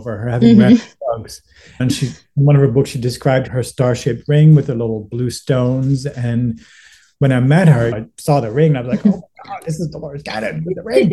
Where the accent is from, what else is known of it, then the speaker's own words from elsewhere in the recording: Netherlands; moved away as an adult; now in Los Angeles, United States; I was born and raised in the Netherlands